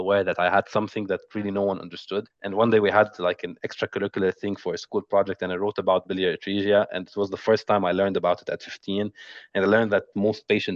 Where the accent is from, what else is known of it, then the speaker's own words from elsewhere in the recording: Beirut, Beirut Governorate, Lebanon; I was born in Beirut, Lebanon in August 22, 1996